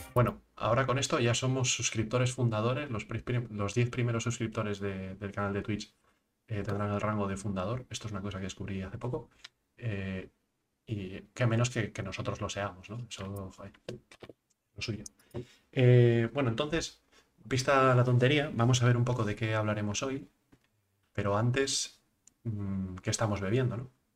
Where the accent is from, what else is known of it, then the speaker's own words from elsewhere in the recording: Asturias, Spain; also born or lived in United Kingdom; Yo como asturiano